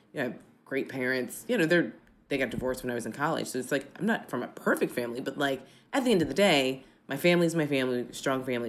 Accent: United States; also born or lived in New York; I'm born and raised in the States

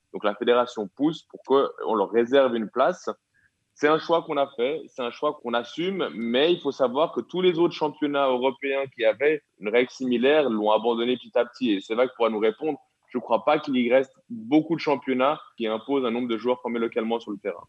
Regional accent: Switzerland; chez nous, en Suisse

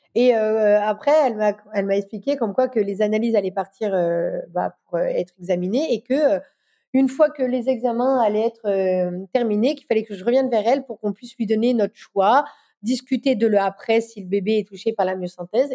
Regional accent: Dijon, Bourgogne-Franche-Comté, France; Je suis de Dijon

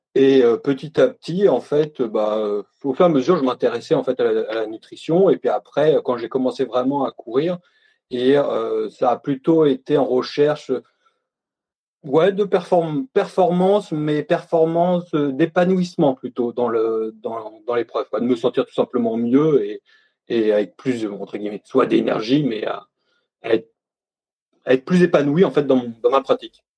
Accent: Normandy, France; now in Besançon, France; je suis normand, j'habite en ce moment à Besançon

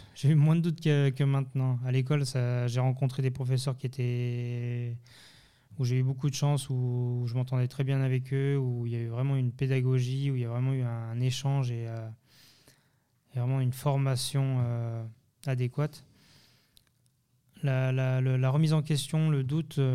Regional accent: France; born there; also born or lived in Geneva / Thonon; mes parents sont d'origine portugaise. je suis de parents immigrés. Je suis né en France, mais après j'ai vécu entre Genève et Tonon.

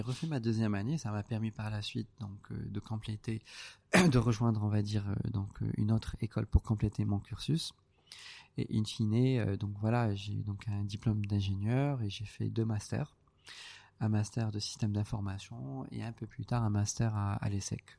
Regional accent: Casablanca, Casablanca-Settat, Morocco; je suis né, à Casa, je suis euh, l'aîné

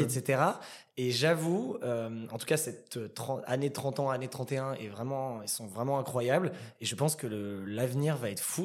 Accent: Saint-Cloud, Île-de-France, France; also born or lived in Paris; je suis originaire euh, de la banlieue parisienne dans le 92, donc j'ai grandi à Saint-Cloud et après j'ai vécu très rapidement dans Paris.

